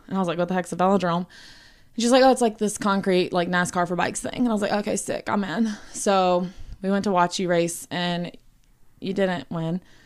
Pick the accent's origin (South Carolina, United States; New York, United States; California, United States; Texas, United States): South Carolina, United States; I'm from South Carolina, like John. You hear it more in my voice, I feel like, than John's, but, um, yeah, born and raised there